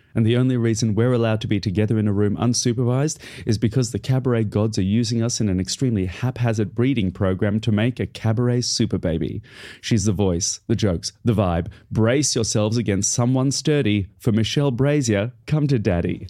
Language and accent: English; Australia; moved away as an adult; now in United Kingdom; I am in Australia, my hometown